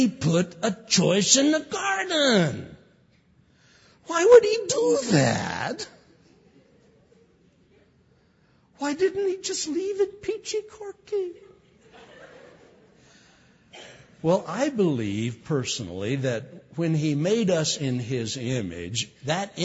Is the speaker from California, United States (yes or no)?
yes; California, United States; I'm from California.